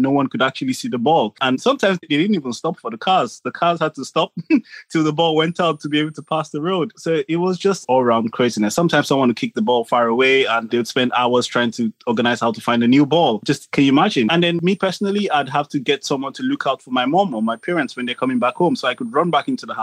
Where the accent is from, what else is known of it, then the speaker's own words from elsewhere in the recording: Nigeria; now in United Kingdom; I grew up in Nigeria and I played football on the streets in Nigeria. And now I live in the UK